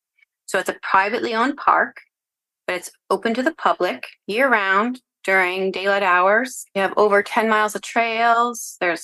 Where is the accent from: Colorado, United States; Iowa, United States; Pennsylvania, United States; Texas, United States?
Pennsylvania, United States; LaPorte; I grew up for the most part in a very small town called LaPorte in Sullivan County, North Central Pennsylvania. And before that, my father was in the Navy, so we moved a little bit.